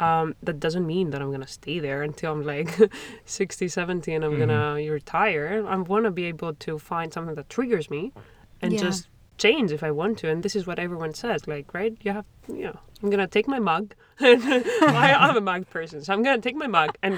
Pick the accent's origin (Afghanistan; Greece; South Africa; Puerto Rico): Greece; moved away as an adult; now in Montreal, Canada; I'm from Europe. I'm from Greece